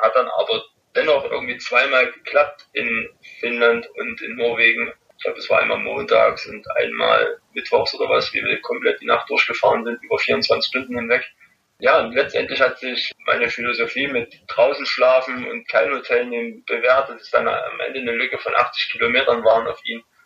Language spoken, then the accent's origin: German; Rochlitz, Saxony, Germany; bei mir in Rochlitz durch meine Heimatstadt, wo ich eigentlich herkomme